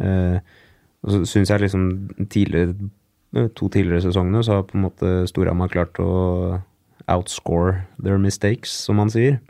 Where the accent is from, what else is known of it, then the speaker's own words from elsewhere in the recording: Oslo, Norway; Så jeg er jo født og oppvokst på Manglerud